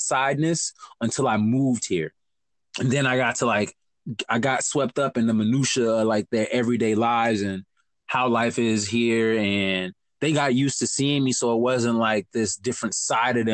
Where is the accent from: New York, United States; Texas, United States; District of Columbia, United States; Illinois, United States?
Illinois, United States; Chicago; also born or lived in Madison; growing up in Chicago